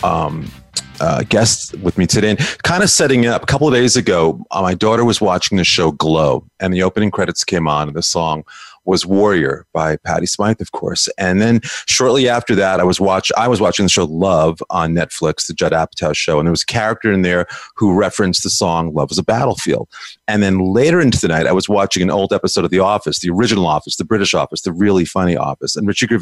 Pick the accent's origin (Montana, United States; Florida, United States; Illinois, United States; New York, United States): New York, United States; New York City; we're both from New York, and New York City radio, I think we got spoiled as kids